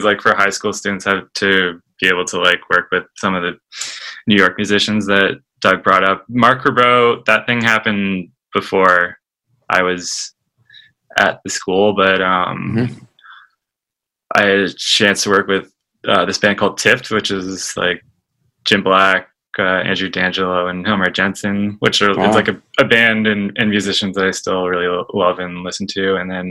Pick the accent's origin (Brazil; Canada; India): Canada; Toronto, Ontario; Yeah, in the East End, Toronto.